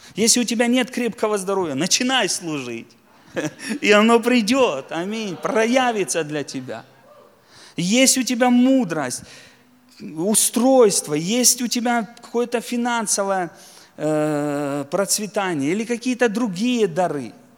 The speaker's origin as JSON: {"language": "Russian", "area": "Donetsk land", "region": "Donetsk Oblast", "country": "Ukraine", "said": "я сам из Донецкой земли, у нас там шахтеров много"}